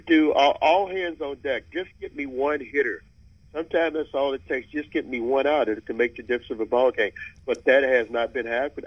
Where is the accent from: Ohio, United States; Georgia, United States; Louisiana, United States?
Louisiana, United States; Mansfield; moved away as an adult; now in Bay Area, United States; I grew up near beautiful Shreveport, Louisiana. My hometown is Mansfield, Louisiana.